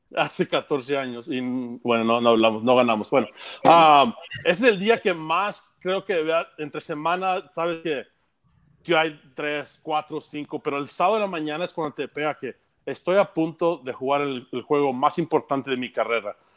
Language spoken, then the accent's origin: Spanish; Texas, United States; Somos de Texas, somos mexicanos